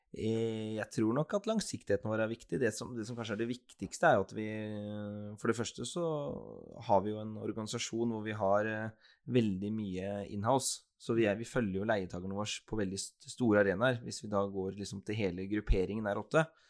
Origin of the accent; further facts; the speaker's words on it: Skien, Telemark, Norway; also born or lived in Bergen; Jeg er jo en ordentlig Gjerpen-gutt, jeg. Så jeg er født og oppvokst på, på Gjerpen